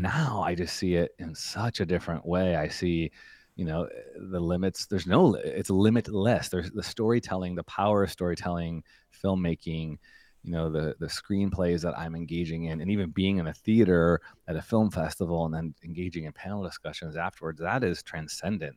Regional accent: Chicago, Illinois, United States; also born or lived in Evanston, Illinois; now in Redwood City, United States; my hometown of Chicago

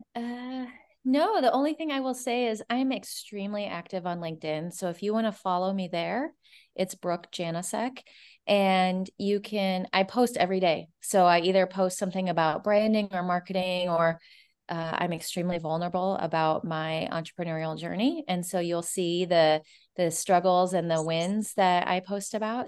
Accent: Omaha, Nebraska, United States; moved away; I'm actually from Omaha, Nebraska

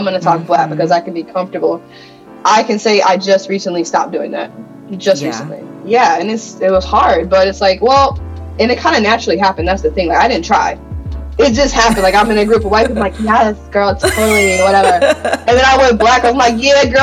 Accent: Michigan, United States; I'm from Michigan

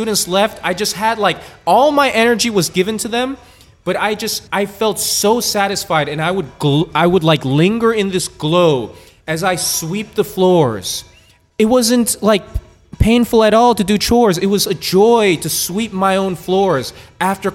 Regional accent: Oakland, California, United States; moved away as an adult; also born or lived in Washington, D.C.; I'm born and raised in Oakland, California. I left when I was 18 years old.

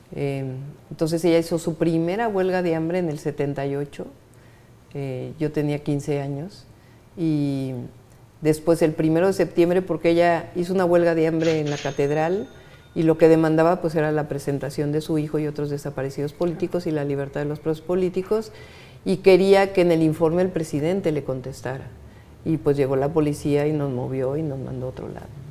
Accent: State of Mexico, Mexico; now in Mexico City, Mexico; Yo de chica crecí en el Estado de México

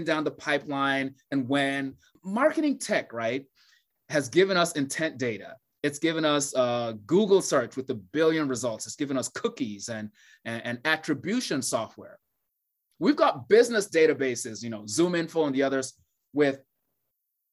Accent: Nigeria; Growing up in Nigeria

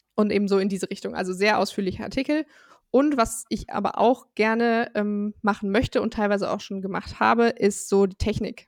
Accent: Bonn, North Rhine-Westphalia, Germany; ich komme aus Bonn im wunderschönen Rheinland

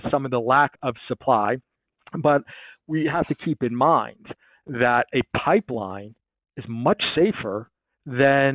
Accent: Philadelphia, Pennsylvania, United States; here in my hometown, Philadelphia

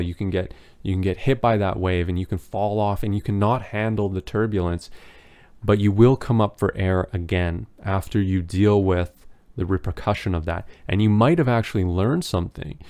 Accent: Canada; As a Canadian

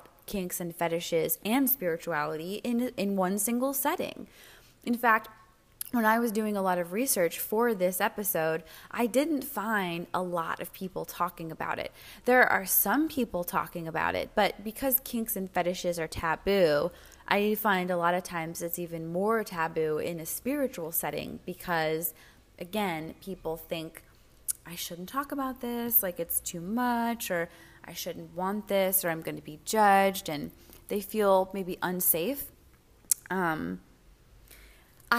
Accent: United States; I'm an American

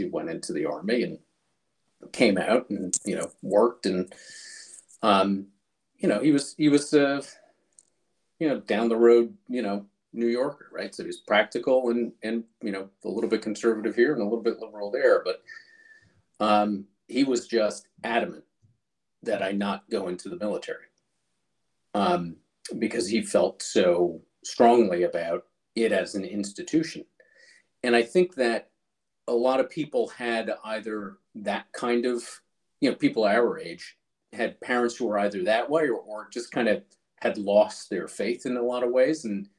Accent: Taiwan; born there; but as you know, I was born in Taiwan, which is where he was stationed.

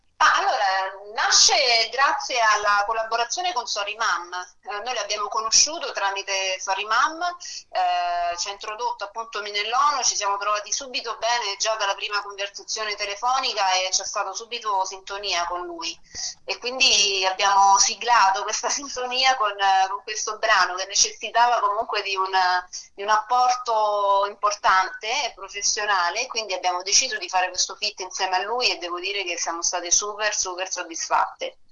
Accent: Rome, Lazio, Italy; sono nata e cresciuta a Roma Sud per me è casa Eur, la zona di Roma Sud

